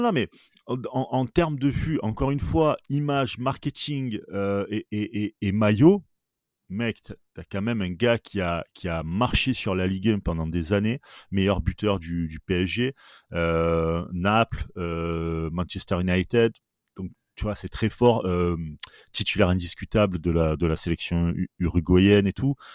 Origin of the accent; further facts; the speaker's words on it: Marseille, Provence-Alpes-Côte d'Azur, France; accent: Marseillais; en tant que Marseillais